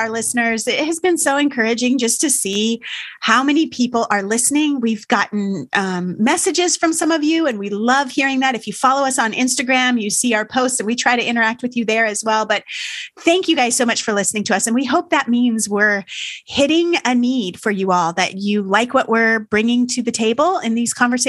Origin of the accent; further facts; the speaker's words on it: California, United States; moved away as an adult; now in Maryland, United States; We're from California originally